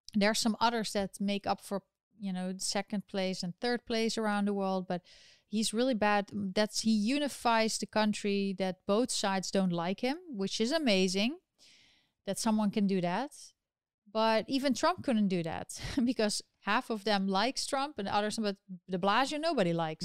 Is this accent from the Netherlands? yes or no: yes; Netherlands; now in New York, United States; my home country of the Netherlands